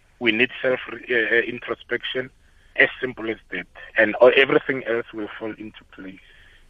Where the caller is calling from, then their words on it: Pretoria, Gauteng, South Africa; I'm calling from the Montana area.